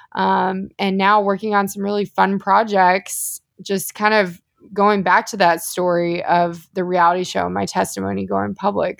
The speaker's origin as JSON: {"language": "English", "town": "The Woodlands", "region": "Texas", "country": "United States", "tie": "born or raised there", "also_born_or_lived": "Austin, Texas", "said": "I'm actually from the Houston area"}